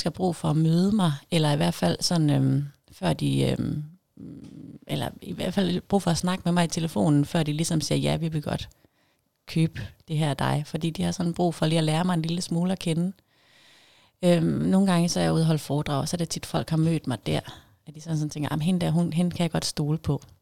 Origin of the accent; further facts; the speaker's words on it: Jutland, Denmark; accent: Jutlandic; now in Zealand, Denmark; nu ved jeg ikke, om jeg snakker jysk mere, jeg har boet længere tid på Sjælland. Men jeg håber da, at der stadigvæk er noget jysk derinde